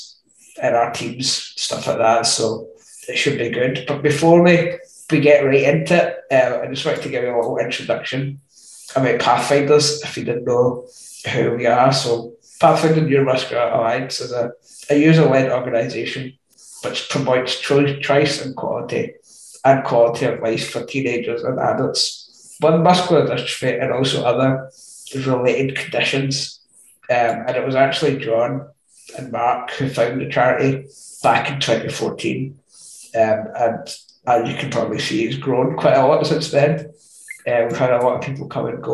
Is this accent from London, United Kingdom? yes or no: no; Scotland, United Kingdom; I'm 25 and from Scotland